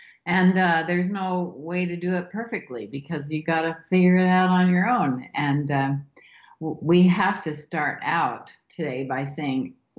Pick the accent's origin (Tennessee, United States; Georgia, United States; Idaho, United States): Idaho, United States; Mount Clear, Idaho, which is my hometown.